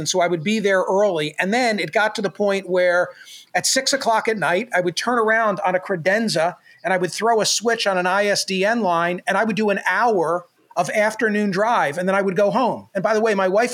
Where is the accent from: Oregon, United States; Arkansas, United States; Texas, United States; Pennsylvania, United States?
Pennsylvania, United States; Doylestown; now in Philadelphia area, United States; When I was growing up in Doylestown